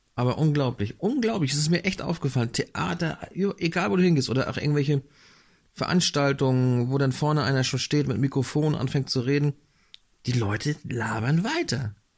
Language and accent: German; Northern Germany, Germany; Ich bin hier im Norden aufgewachsen